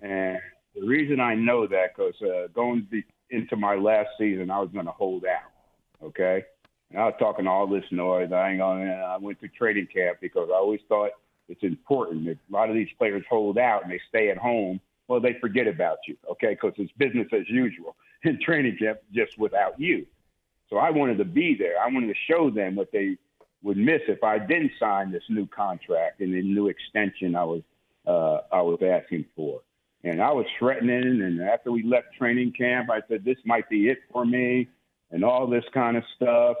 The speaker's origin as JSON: {"language": "English", "region": "New Jersey", "country": "United States", "also_born_or_lived": "Tulsa", "moved": "yes", "said": "I'm from New Jersey."}